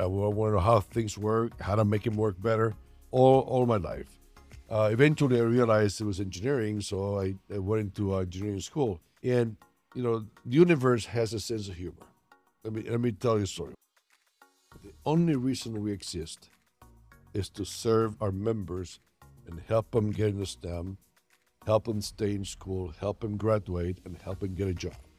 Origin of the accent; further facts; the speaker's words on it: San Juan, Puerto Rico; I was born in Puerto Rico, San Juan